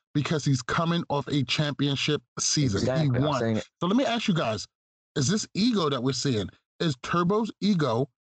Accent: Roosevelt, New York, United States; Now I'm from Roosevelt, New York.

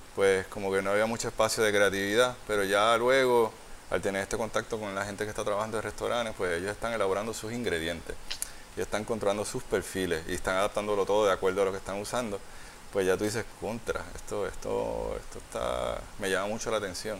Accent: San Juan, Puerto Rico; also born or lived in Santurce, San Juan; Yo, yo soy de Río Piedra, pero nací en Santurce

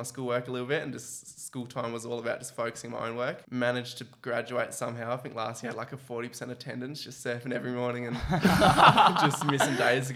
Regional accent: Mandurah, Western Australia, Australia; growing up in Mandurah, pretty dominant surf culture.

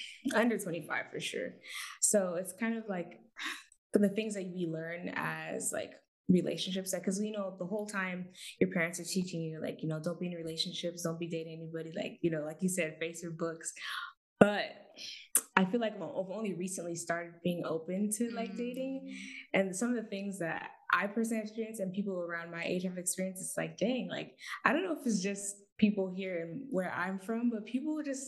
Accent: Portland, Oregon, United States; I'm from Portland, Oregon, so West Coast Bay right here

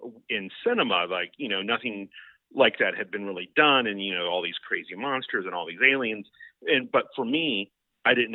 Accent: Seminole, Florida, United States; I'm from the Tampa Bay area in Florida. I grew up in Seminole

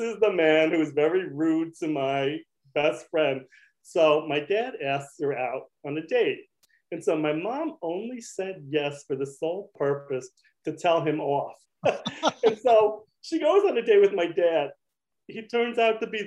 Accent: Kearny, New Jersey, United States; I grew up in Kearney

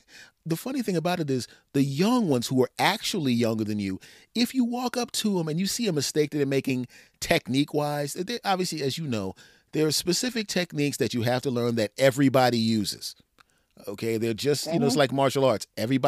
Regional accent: East Coast, United States; We are from the East Coast.

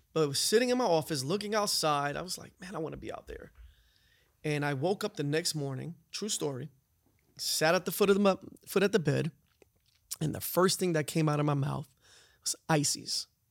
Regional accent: New York City, New York, United States; moved away as an adult; also born or lived in North Carolina; I grew up in New York. I grew up in the city, uh, in the Bronx

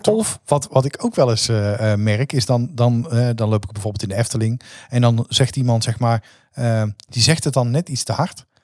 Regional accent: North Brabant, Netherlands; als Brabanders

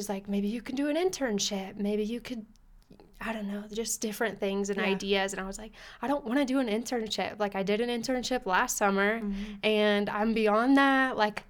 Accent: Colorado Springs, Colorado, United States; I'm from Colorado Springs.

